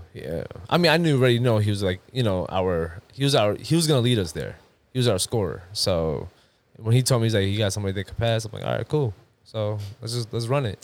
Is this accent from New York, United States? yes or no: yes; Long Island, New York, United States; also born or lived in Queens, New York; now in Houston, United States; I was born in Queens, raised in Long Island